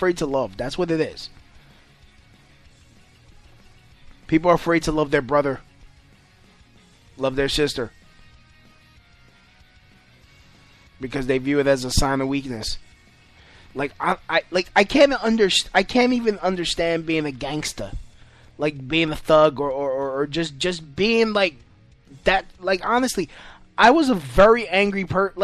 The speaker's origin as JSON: {"language": "English", "country": "United States", "said": "As an American"}